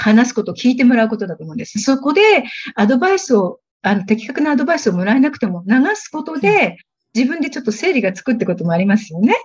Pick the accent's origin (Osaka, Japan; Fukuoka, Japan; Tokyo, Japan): Tokyo, Japan; first language Japanese; moved away as an adult; now in Thailand; 私はあの、東京生まれで、本当に普通の日本人の家庭に育ちました。大学まで親元から通っていたという